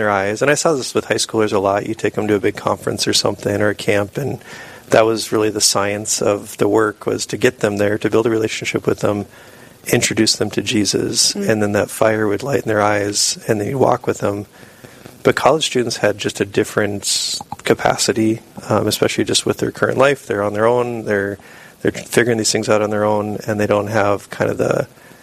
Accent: Sisseton, South Dakota, United States; also born or lived in Sioux Falls, South Dakota; I grew up in Sisseton up in the Northeast, so small town

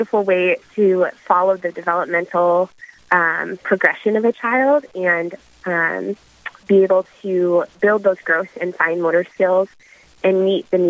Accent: Mandan, North Dakota, United States; also born or lived in Fargo, North Dakota; I grew up in Mandan, North Dakota

